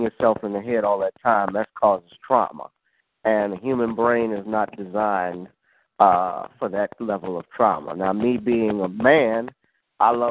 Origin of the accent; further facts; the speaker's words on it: New Orleans, Louisiana, United States; my hometown here of with New Orleans